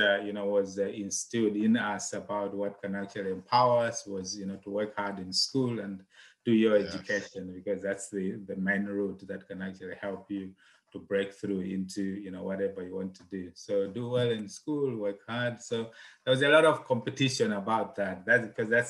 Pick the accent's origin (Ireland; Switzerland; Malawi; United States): Malawi; moved away; I'm originally from Malawi.